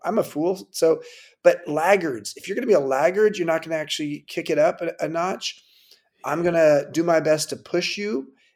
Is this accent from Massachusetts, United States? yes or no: no; California, United States; I grew up in California